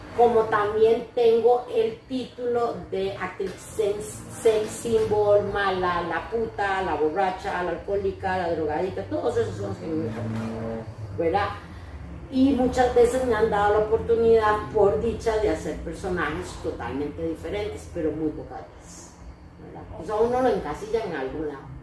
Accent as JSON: {"language": "Spanish", "country": "Costa Rica", "said": "soy costarricense"}